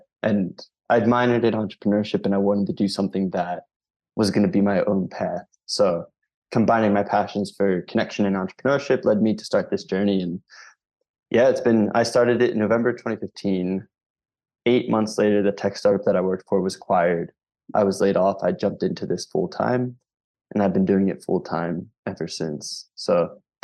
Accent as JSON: {"language": "English", "town": "Philadelphia", "region": "Pennsylvania", "country": "United States", "said": "I'm from Philadelphia, Pennsylvania"}